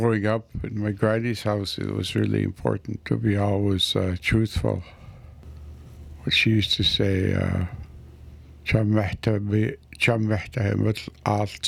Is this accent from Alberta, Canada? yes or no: no; west coast of Vancouver Island, British Columbia, Canada; moved away; on the west coast of Vancouver Island. Spent most of my life away after res for work, and I left home, I think I left up in 1966 and lived away since